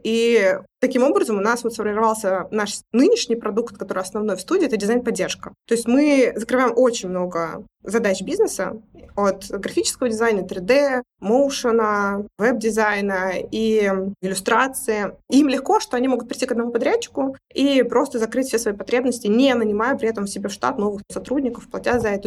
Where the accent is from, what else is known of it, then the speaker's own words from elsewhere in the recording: Tolyatti, Samara Oblast, Russia; я из Тольятти. Это Самарская область